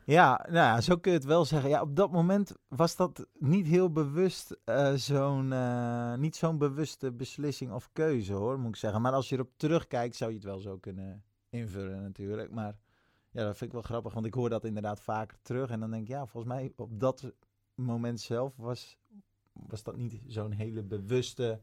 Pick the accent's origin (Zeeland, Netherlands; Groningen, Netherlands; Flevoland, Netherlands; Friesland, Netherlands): Flevoland, Netherlands; Urk; moved away; ik kom oorspronkelijk van Urk